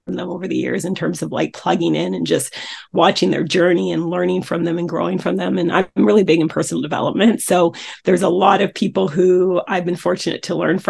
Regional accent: Coquitlam, British Columbia, Canada; I grew up in Coquitlam, British Columbia, Canada, which is a suburb of Vancouver

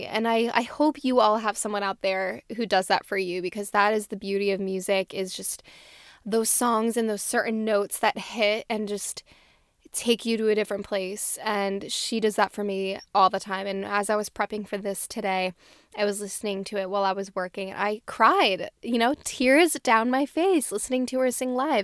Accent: New Jersey, United States; I'm from New Jersey

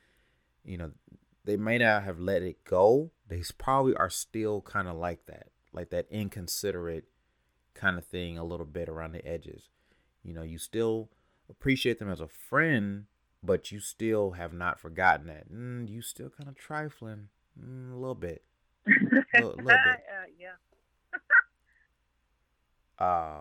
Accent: California, United States; now in Atlanta, United States; I'm originally from California, but I've spent a lot of years, almost half my life in Atlanta

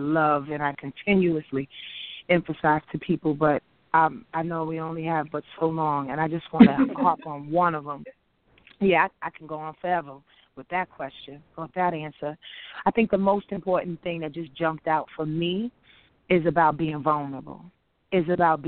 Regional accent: Yonkers, New York, United States; I'm from Yonkers, New York

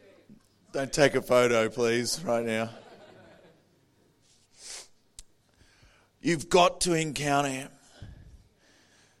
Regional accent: Adelaide, South Australia, Australia; I'm from Adelaide. I was born in Adelaide.

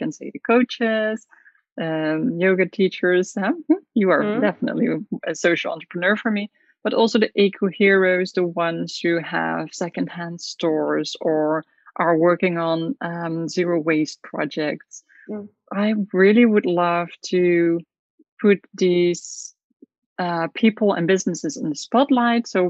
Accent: south of the Netherlands, Netherlands; moved away as an adult; now in Curaçao

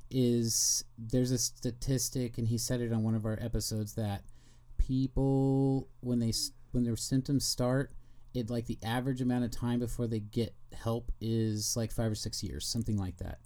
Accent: Kansas City, Missouri, United States; I'm from Kansas City

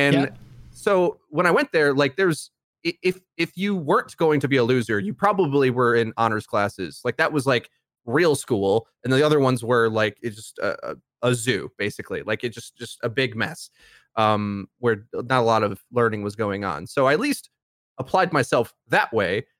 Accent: Milwaukee, Wisconsin, United States; I'm from Milwaukee

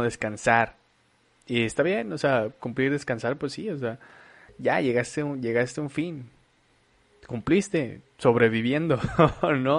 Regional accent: Monterrey, Nuevo León, Mexico; also born or lived in Torreón, Coahuila, Mexico; nosotros somos nacidos en Torreón. Yo llegué aquí muy chavo, llegué aquí a los ocho años. He hecho prácticamente toda mi vida aquí, me encanta Monterrey

